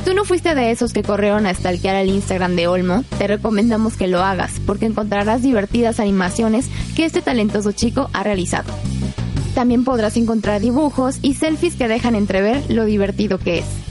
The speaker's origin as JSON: {"language": "Spanish", "country": "Mexico", "said": "nosotros como mexicanos"}